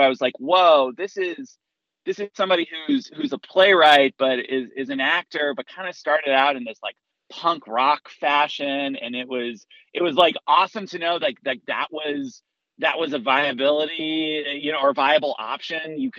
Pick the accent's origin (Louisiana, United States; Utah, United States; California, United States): Utah, United States; Salt Lake City; moved away as an adult; also born or lived in New York City; I'm originally from Salt Lake City